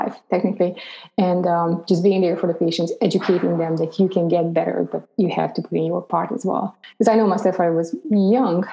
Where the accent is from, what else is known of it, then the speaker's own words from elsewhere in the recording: Romania; moved away as an adult; I grew up in Romania.